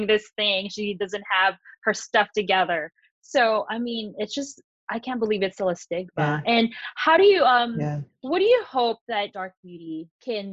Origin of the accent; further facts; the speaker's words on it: Philippines; moved away; growing up in the Philippines